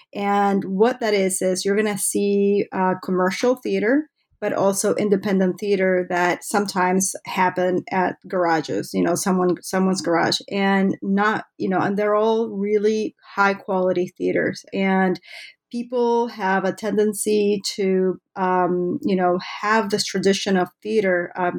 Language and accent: English; Buenos Aires, Argentina; English is a second language; now in United States; Yeah, I did, but not the high quality theater that it has.